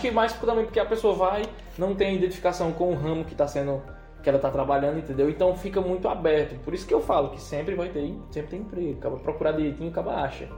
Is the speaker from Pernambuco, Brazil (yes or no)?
yes; Serra Talhada, Pernambuco, Brazil; also born or lived in São Paulo; sou nasci em São Paulo, mas me criei em Serra Talhada